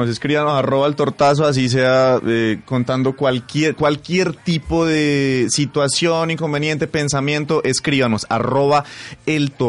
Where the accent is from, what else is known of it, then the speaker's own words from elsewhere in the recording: Pasto, Nariño, Colombia; Síganme en las redes sociales como arroba …, pues porque soy pastuso.